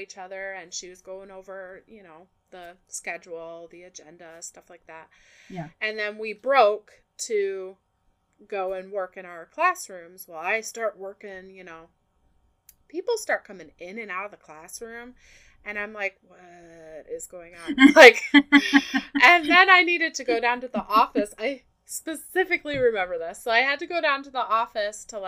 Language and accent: English; Ohio, United States; moved away as an adult; now in Tennessee, United States; I moved from Ohio to Tennessee, to get married